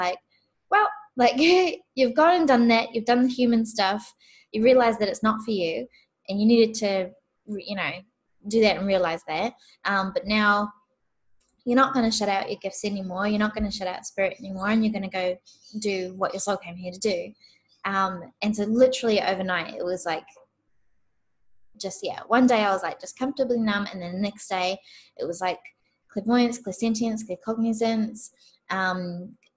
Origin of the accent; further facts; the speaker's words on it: New Zealand; I'm from New Zealand.